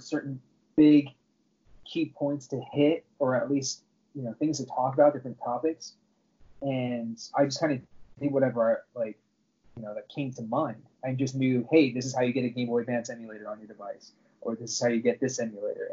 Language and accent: English; Southern California, United States; I grew up in Southern California my entire life, and I currently live in Orange County